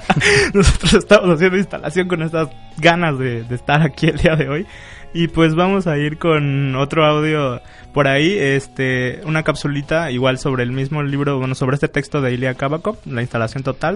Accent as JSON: {"language": "Spanish", "town": "Venustiano Carranza", "region": "Chiapas", "country": "Mexico", "tie": "born or raised there", "said": "recorriendo el pueblo de Venustiano Carranza, del cual soy nativo"}